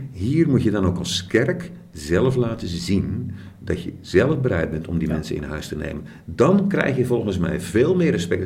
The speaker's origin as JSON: {"language": "Dutch", "area": "Krabbendijke", "region": "Zeeland", "country": "Netherlands", "accent": "Zeeuws", "said": "ik kom van Krandiek."}